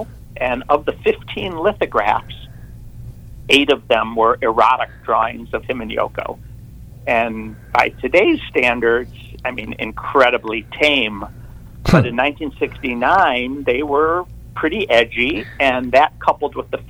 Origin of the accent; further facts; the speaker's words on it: Detroit, Michigan, United States; moved away as an adult; now in San Diego, United States; Growing up in Detroit